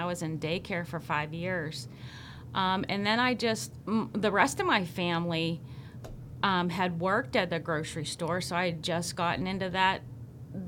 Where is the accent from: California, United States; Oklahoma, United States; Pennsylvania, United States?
Pennsylvania, United States; DuBois; I have lived in DuBois all my life. Born and raised